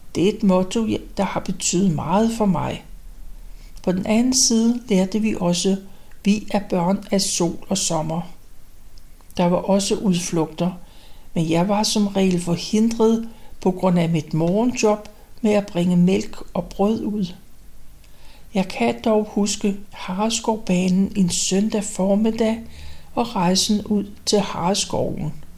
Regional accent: Copenhagen, Capital Region of Denmark, Denmark; Rysgade 43, som er det tidligste sted, jeg kan huske, for der flyttede vi ind, da jeg var vel omkring tre år gammel i 1932. Og det forblev mit barndomshjem

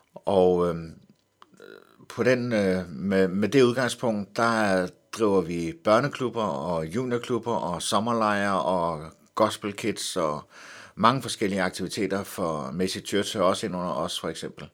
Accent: Helsingør, Capital Region of Denmark, Denmark; Jeg voksede op i Helsingør

